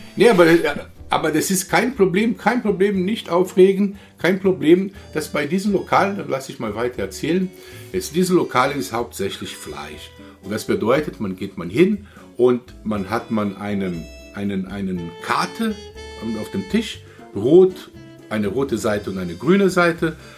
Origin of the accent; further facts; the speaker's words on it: Rio de Janeiro, Brazil; German is a second language; now in Germany; Ich komme aus Rio, ich komme aus Südosten